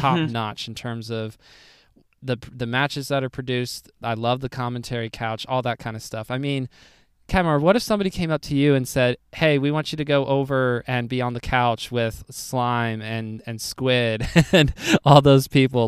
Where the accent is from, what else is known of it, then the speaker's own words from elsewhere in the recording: United States; I am as American as it gets for the most part